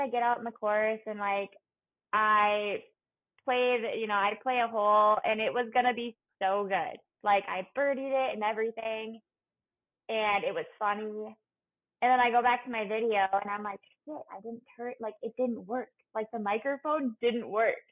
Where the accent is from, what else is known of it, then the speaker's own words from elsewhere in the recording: Minnesota, United States; moved away as an adult; also born or lived in Colorado; the University of Minnesota because it was my hometown